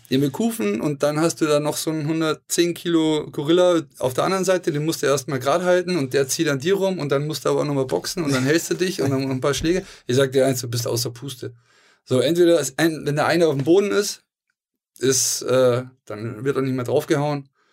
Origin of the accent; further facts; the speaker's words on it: Hamburg, Germany; weil wir Hamburger sind